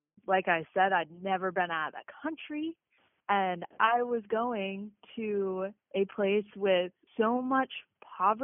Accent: Maine, United States; also born or lived in Massachusetts; I am originally from Massachusetts, but mostly raised in a small town in Maine.

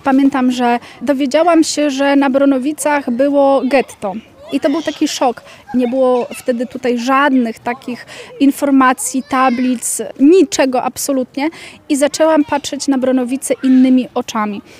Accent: Lublin, Lublin Voivodeship, Poland; Ja wychowałam się w centrum Lublina w okolicach ulicy Lipowej

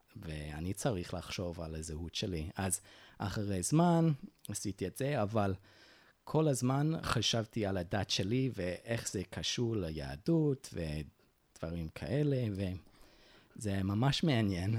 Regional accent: Utah, United States; Hebrew is a second language; moved away; הם הגיעו ליוטה, וביוטה נולדתי, נולדתי כמורמוני, וכן, גדלתי בדת של ההורים שלי

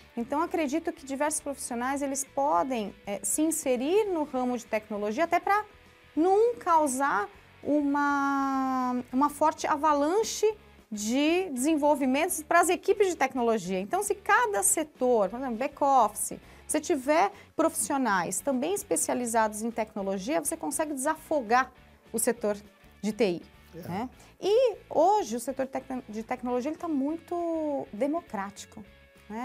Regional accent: Santos, São Paulo, Brazil; Portuguese is a second language; also born or lived in Foz do Iguaçu, Brazil / Argentina / Germany / Paraguay; a, gente foi para Santos, né? Minha mãe foi para Santos comigo, eu já tinha cerca de 5, 6 anos mais ou menos. E, e, aí eu tinha uma dificuldade muito grande com, com o idioma

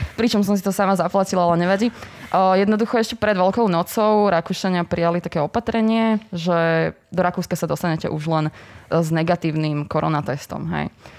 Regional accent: Bratislava, Bratislava Region, Slovakia; som z Bratislavy a no, som pendlerka

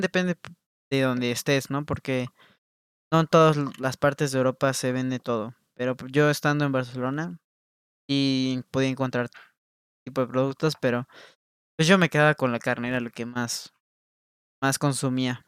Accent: Mexico; como mexicano

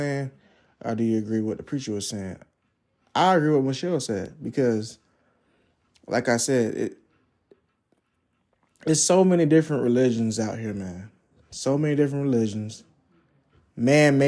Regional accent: Jacksonville, United States; that's the church I went to growing up in Jacksonville

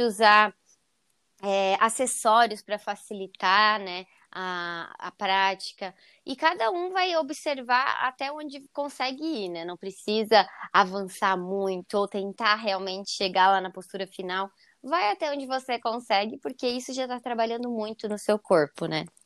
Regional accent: Joinville, Santa Catarina, Brazil; eu sou de Joinville, Santa Catarina

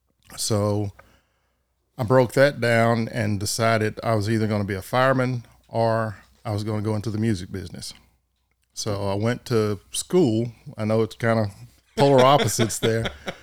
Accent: Waco, Texas, United States; Waco. Grew up there, born, went to school in Robinson out there, and that's where I've been and never went anywhere else.

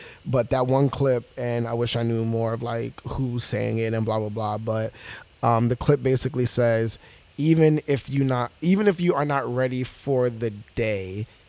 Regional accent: New York City, New York, United States; I'm from Brownsville.

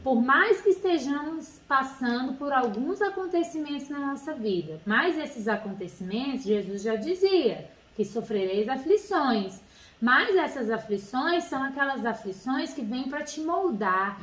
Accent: Brasília, Federal District, Brazil; now in Rio de Janeiro, Brazil; nós não somos daqui de Bra, daqui do Rio, nós somos de Brasília

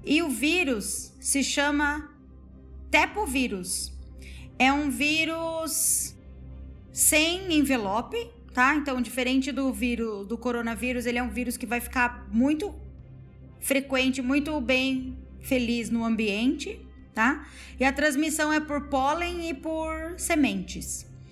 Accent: Paraná, Brazil; eu sou do Paraná

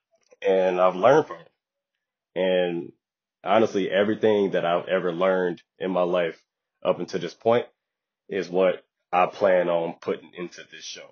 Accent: Detroit, Michigan, United States; also born or lived in the South; I spent the majority of my childhood in Detroit, Michigan

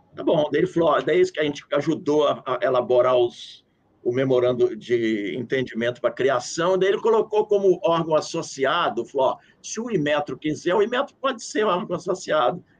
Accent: Brazil; moved away as an adult; now in Washington, United States; sou do Brasil

